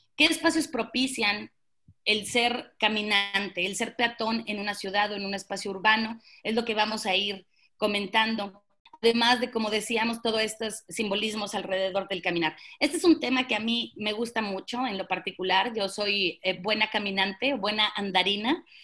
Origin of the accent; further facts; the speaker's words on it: Monterrey, Nuevo León, Mexico; yo soy de Monterrey y ahora vivo en, Monterrey